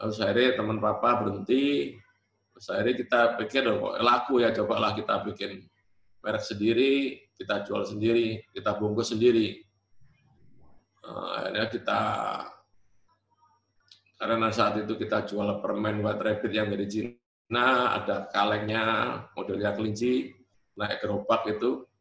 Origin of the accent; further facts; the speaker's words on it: Surabaya, East Java, Indonesia; born there; Saya dilahirkan di Jalan Kelantan, daerah Perak Surabaya itu ya.